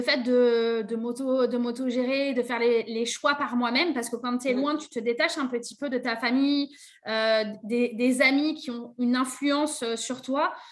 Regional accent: Bergerac, Nouvelle-Aquitaine, France; moved away as an adult; also born or lived in Paris region; now in Bergerac, France; chez moi, à Bergerac, dans l'hôtellerie-restauration, c'est très compliqué de trouver un poste.

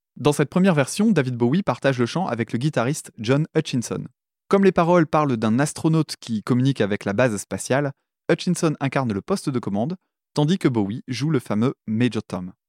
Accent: France; en tant que français

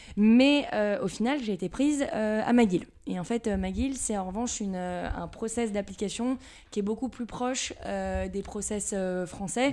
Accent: Levallois-Perret, Île-de-France, France; Donc je viens de Levallois-Perret, donc euh, c'est juste à côté de Paris. Région euh, parisienne.

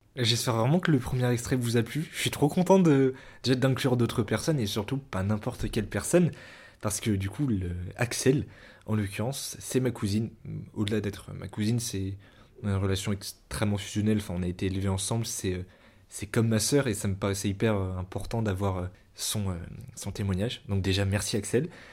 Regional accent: Paris, Île-de-France, France; born or raised there

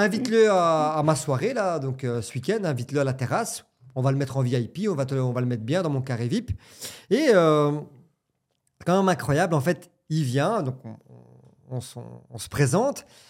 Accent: Belgium; j'ai 35 ans, je viens de Belgique

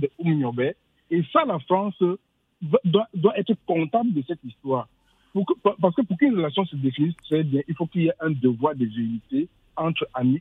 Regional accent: Bamileke of Cameroon, West, Cameroon; je suis Bamileke du Cameroun

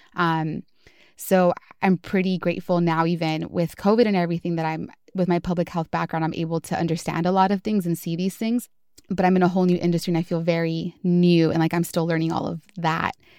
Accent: Los Angeles, California, United States; moved away as an adult; also born or lived in Atlanta, Georgia; now in San Francisco Bay Area, United States; was born and raised in Southeast Los Angeles

